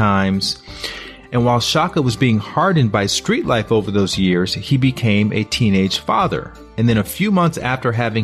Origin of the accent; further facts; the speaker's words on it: Montgomery, Alabama, United States; I grew up down in Montgomery, Alabama in the 70s.